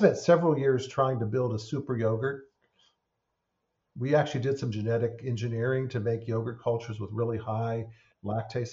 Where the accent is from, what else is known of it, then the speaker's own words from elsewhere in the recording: California, United States; I grew up in California